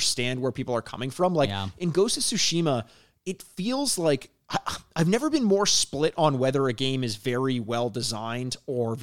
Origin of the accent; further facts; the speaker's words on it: Canada; we're from Canada